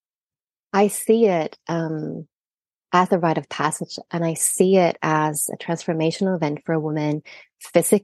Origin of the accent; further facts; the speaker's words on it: Sweden; moved away as an adult; also born or lived in Australia; I'm Swedish, but I trained and lived in Australia for many years